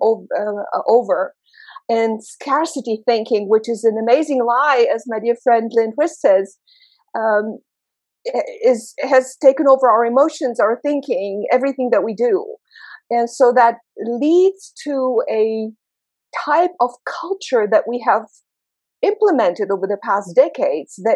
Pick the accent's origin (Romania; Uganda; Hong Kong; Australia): Romania; moved away; I was born and raised in Romania as the only child between a German mother and a Romanian father